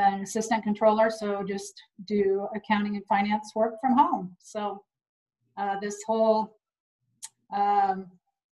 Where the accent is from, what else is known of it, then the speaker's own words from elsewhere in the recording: Griswold, Iowa, United States; I grew up in Griswold, just like Todd.